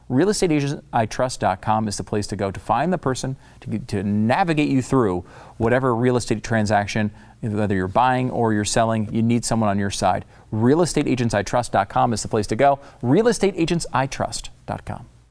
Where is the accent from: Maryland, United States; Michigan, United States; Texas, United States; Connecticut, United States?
Connecticut, United States; also born or lived in New York; I, I was, uh, born in New York. I grew up in Connecticut